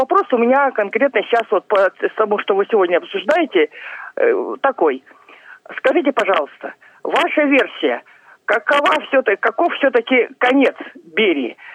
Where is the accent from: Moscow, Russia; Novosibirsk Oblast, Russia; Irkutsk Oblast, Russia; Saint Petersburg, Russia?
Irkutsk Oblast, Russia; Irkutsk; я конечно, как иркутянка